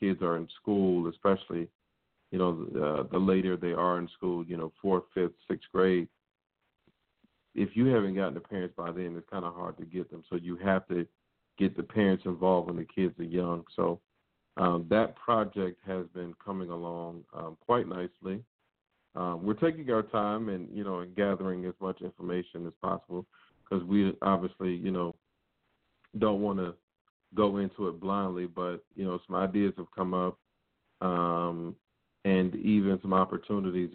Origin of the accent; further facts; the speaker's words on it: Virginia Beach, Virginia, United States; That was down in my hometown, Tammy. That was down at Virginia Beach